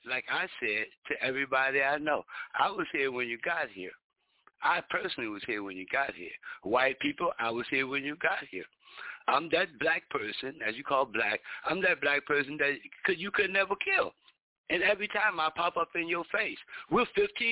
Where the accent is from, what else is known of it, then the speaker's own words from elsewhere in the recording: United States; I grew up in America. And I'm still in America. And never left